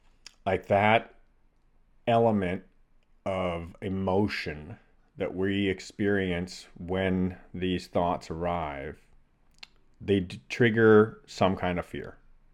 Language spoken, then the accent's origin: English; Toronto, Ontario, Canada; So I grew up in the Great Lakes region in Toronto in Canada. So fresh water, inland, no oceans, didn't spend any time near salt water.